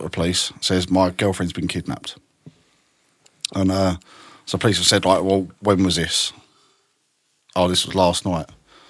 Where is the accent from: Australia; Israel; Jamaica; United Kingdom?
United Kingdom; I'm a British.